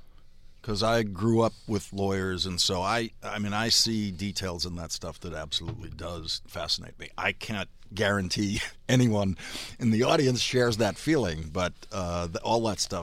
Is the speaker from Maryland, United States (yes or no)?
no; Dorchester, Massachusetts, United States; And so I was growing up in Dorchester, which is the largest